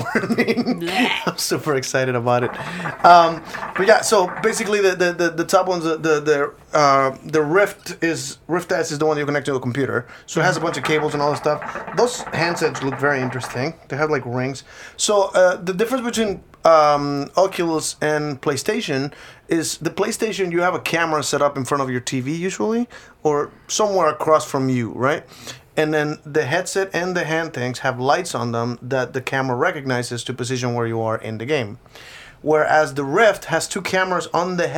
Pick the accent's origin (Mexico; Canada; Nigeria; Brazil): Mexico; first language Spanish; English is a second language; moved away; I'm from Mexico